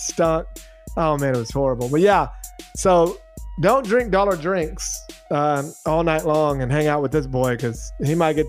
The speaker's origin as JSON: {"language": "English", "region": "Texas", "country": "United States", "said": "we're from Texas."}